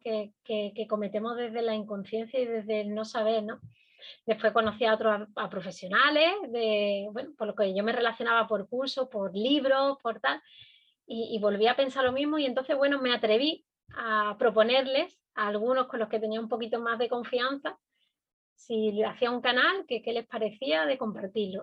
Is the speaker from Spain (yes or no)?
yes; Andalusia, Spain; now in Canary Islands, Spain; yo vengo de otra comunidad autónoma, desde Andalucía